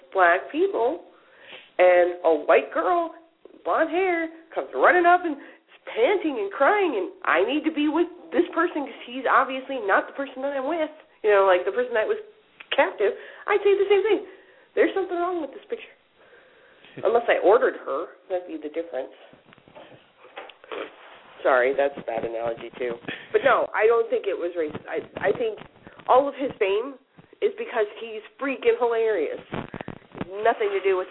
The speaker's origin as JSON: {"language": "English", "region": "Midwest", "country": "United States", "accent": "Midwestern", "said": "my Midwestern accent comes out"}